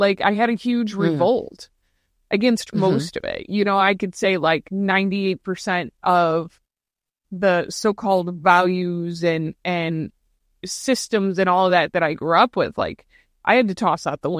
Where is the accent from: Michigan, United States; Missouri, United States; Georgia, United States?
Missouri, United States; St. Louis; I'm a Midwesterner. Originally from St. Louis.